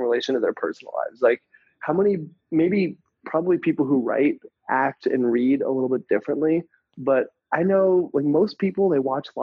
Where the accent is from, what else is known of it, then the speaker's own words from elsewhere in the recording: United States; moved away as an adult; also born or lived in Thailand / Asia; I'm American